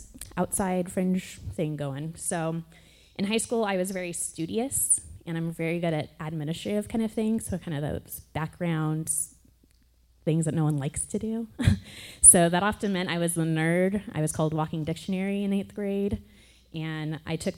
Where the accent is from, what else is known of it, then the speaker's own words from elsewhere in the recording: San Dimas, California, United States; also born or lived in Newport Beach, California; I grew up in San Dimas, California, a little bit north from here, and moved to Newport when I was in high school.